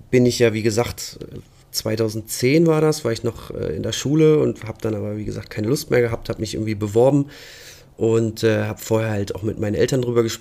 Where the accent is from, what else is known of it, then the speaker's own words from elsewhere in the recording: Lower Saxony, Germany; gerade bei uns in Ostfriesland war immer so die, die große Bastion, wo jeder hin wollte, war halt Hamburg.